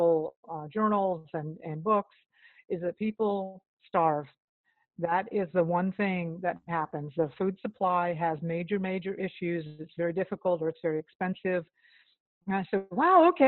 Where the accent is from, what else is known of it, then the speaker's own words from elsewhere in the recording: Florida, United States; moved away; also born or lived in Austin, Texas; I grew up in Florida